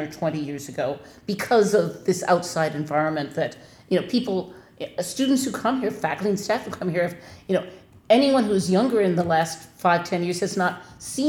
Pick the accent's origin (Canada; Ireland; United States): United States; Minnesota; now in Wisconsin, United States; I am from Minnesota